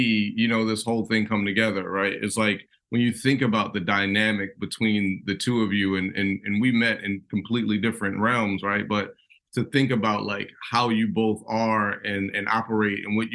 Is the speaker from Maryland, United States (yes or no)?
yes; Baltimore, Maryland, United States; I grew up in West Baltimore